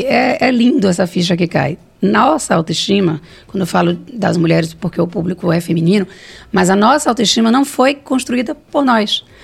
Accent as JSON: {"language": "Portuguese", "town": "Salvador", "region": "Bahia", "country": "Brazil", "tie": "born or raised there", "said": "Eu vim do Bonfim, não, né? Bonfim não, da Cidade Baixa, do Monte Serra, é, fui criada por dois professores"}